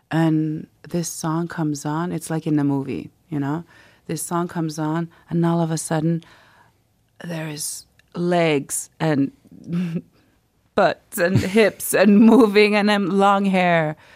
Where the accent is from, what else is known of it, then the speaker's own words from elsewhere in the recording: Quebec, Canada; We uh-huh. would go to this small town in Ivujivik near my hometown where my adoptive family are originally from